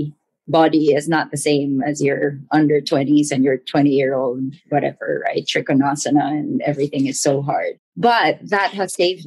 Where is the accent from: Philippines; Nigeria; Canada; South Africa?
Philippines; Manila, Metro Manila; 100% born and raised in Manila